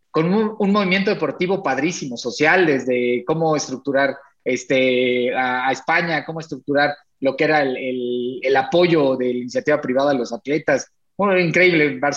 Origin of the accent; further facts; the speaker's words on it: Mexico; las porras, pues como somos los mexicanos, ¿no?